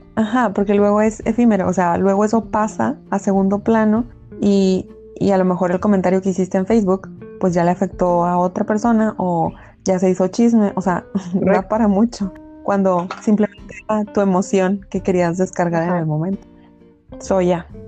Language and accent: Spanish; Mexico; como buen mexicano